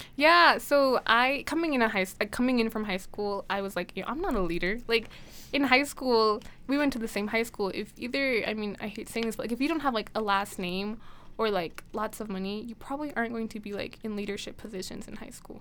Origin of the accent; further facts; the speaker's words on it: Blackfoot, Idaho, United States; I'm from the Blackfoot area